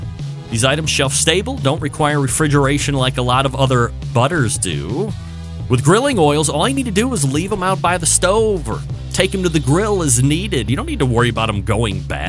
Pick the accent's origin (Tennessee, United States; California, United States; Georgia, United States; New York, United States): New York, United States; Saratoga Springs; born and raised in Saratoga Springs, New York